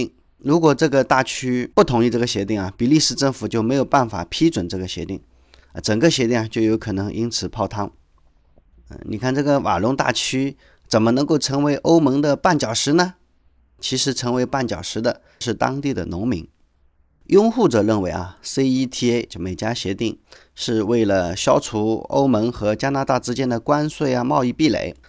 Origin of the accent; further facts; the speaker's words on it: China; 我们中国人从小啊，在声音、气味的污染哈，我们其实都不太注意。